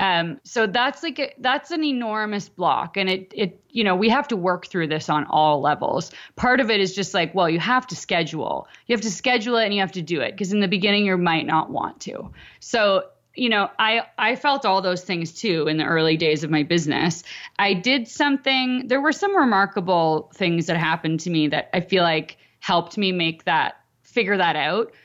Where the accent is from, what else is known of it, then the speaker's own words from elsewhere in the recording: Canada; I'm Canadian.